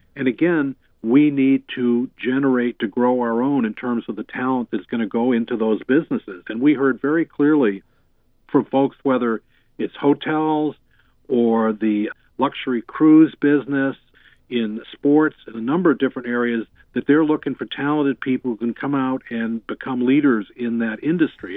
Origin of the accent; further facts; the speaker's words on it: Boston, Massachusetts, United States; now in Thousand Oaks, United States; being a kid growing up in the Boston area